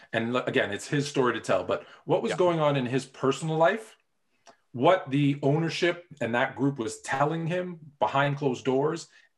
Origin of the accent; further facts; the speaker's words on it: Toronto, Ontario, Canada; I grew up in Toronto